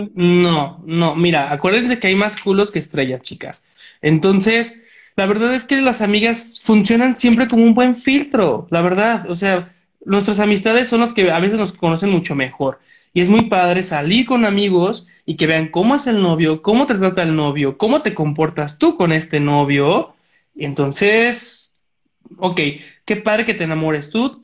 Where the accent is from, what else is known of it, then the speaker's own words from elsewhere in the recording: Tlaquepaque, Jalisco, Mexico; Talib y yo somos de Tlaquepaque